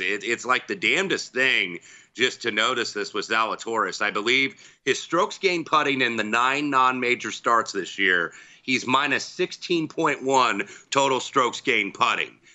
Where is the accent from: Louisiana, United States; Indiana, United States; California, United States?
Indiana, United States; my hometown team